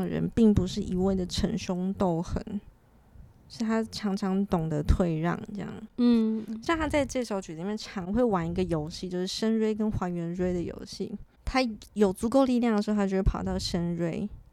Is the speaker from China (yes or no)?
no; Taiwan; moved away; also born or lived in France; 小时候在台湾其实是主修小提琴的啦